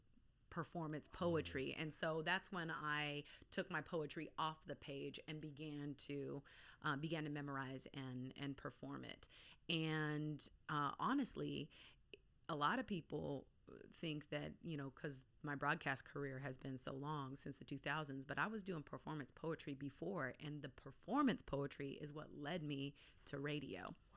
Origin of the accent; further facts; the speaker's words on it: Anchorage, Alaska, United States; also born or lived in Bay Area, California; So, I'm all over. Okay. So, I'm born in Anchorage, Alaska. Okay. I spent about 7 years of my formative years in the Bay Area in California. I went back to Alaska for high school